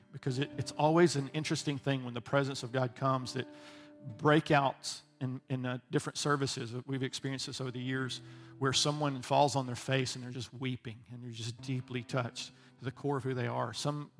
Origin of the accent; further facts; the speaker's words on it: around Birmingham, Alabama, United States; Come from Alabama. I had not seen a lot of foreign nationals growing up around Birmingham. I wasn't in the city. I was outside.